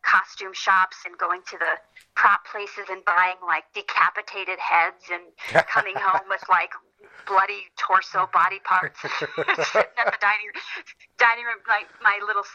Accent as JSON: {"language": "English", "region": "Minnesota", "country": "United States", "moved": "yes", "lives_now": "Los Angeles, United States", "said": "I'm from Minnesota"}